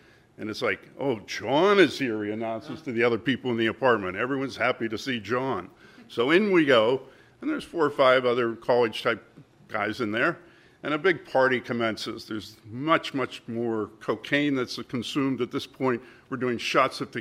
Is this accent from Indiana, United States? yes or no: no; Pittsburgh, Pennsylvania, United States; moved away; Pittsburgh, that's my hometown